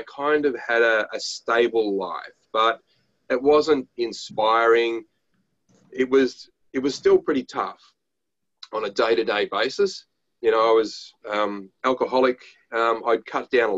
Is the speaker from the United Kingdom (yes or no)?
no; Australia